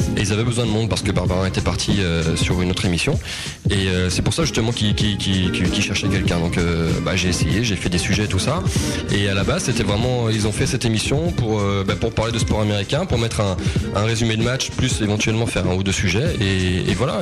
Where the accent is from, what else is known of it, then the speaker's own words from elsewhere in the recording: Ardennes, Grand Est, France; dans les Ardennes, ce sera chez moi, dans, ma région natale